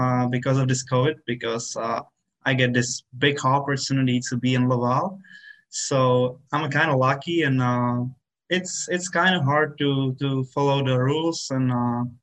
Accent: Czechia; moved away; my hometown and of my country

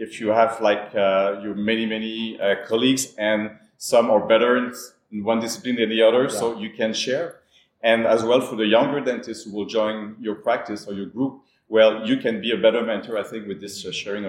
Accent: Montreal, Quebec, Canada; I'm based in Montreal, and I'm from Montreal as well

